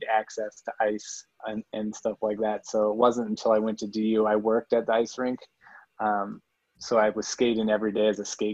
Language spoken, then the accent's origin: English; Crested Butte, Colorado, United States; I grew up in Crested Butte. So I'm a Colorado native, and I grew up in the mountains